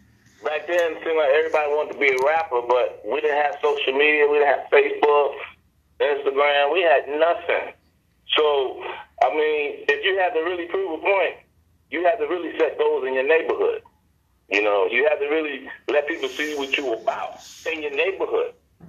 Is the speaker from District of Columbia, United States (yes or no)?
no; New York City, New York, United States; born and raised in the Bronx